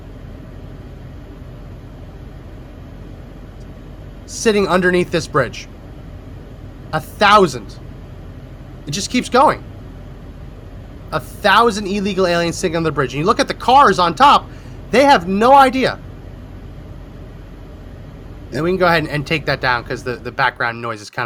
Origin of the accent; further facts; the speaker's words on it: New Jersey, United States; I grew up in New Jersey, and the Meadowlands